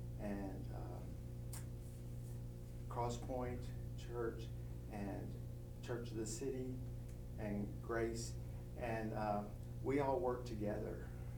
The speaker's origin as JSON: {"language": "English", "town": "Decatur", "region": "Alabama", "country": "United States", "tie": "born or raised there", "said": "I grew up in Decatur, Alabama. We actually lived outside the city limits"}